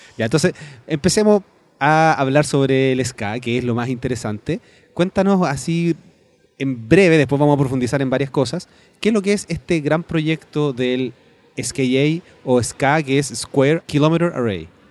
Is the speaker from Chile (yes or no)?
yes; Chile; yo soy de Chile